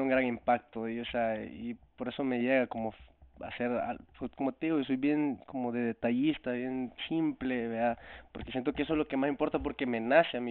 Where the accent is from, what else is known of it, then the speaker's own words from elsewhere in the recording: El Salvador; now in Toronto, Canada; yo soy un cantautor salvadoreño